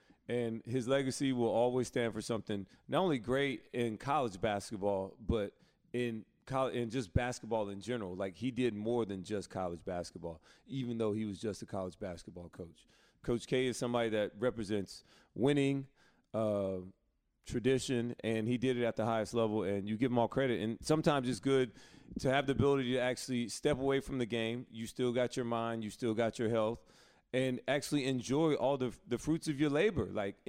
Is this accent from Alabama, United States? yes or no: yes; Alabama, United States; growing up in Alabama, North Carolina was the basketball state.